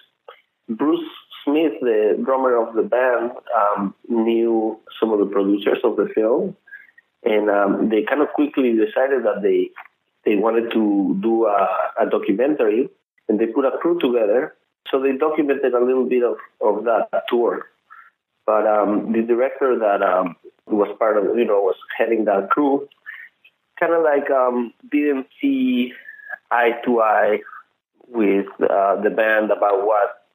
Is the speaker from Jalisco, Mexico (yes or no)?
no; Mexico City, Mexico; I grew up in Mexico City